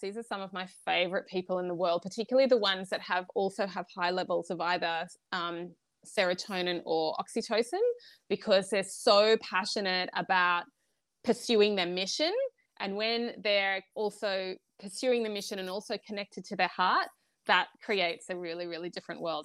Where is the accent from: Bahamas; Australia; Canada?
Australia; I'm Australian